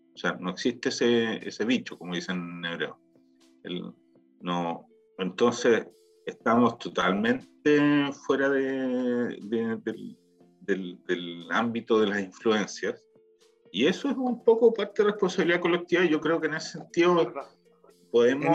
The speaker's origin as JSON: {"language": "Spanish", "country": "Chile", "moved": "yes", "lives_now": "Israel"}